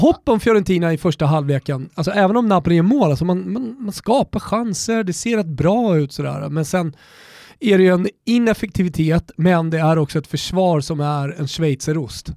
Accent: Sweden; vi är svenskar

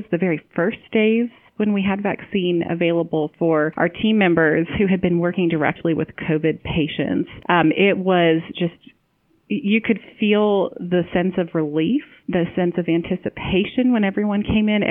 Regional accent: Ohio, United States; my home state of Ohio

